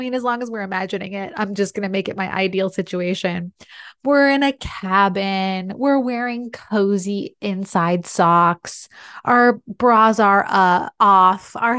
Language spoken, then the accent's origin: English; San Diego, California, United States; all of my doctors are in my hometown of San Diego.